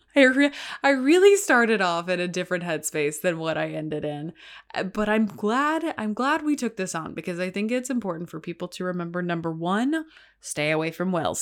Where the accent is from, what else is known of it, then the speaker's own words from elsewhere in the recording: Texas, United States; moved away; my home state